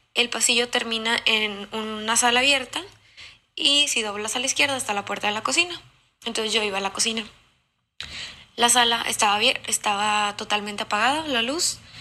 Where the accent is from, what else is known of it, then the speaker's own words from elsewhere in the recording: Monterrey, Nuevo León, Mexico; de Monterrey